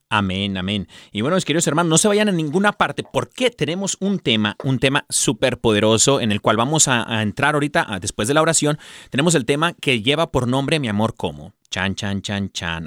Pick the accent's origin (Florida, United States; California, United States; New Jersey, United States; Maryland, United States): California, United States; San Diego; also born or lived in Tijuana, Mexico; nací en los Estados Unidos, pero mis papás son mexicanos. Eh, bendito sea Dios que nunca perdí el, español, gloria a Dios. Eh, y gracias a mis padres también que nos lo inculcaron, ¿no? Siempre el español en casa, pero, pues en San Diego, California, me crié yo ahí en Tijuana y San Diego.